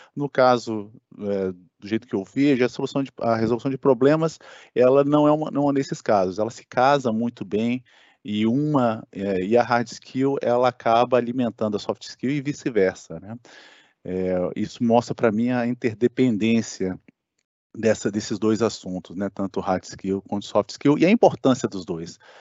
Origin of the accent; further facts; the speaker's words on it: Brasília, Federal District, Brazil; moved away as an adult; also born or lived in Santa Catarina; eu sou natural de Brasília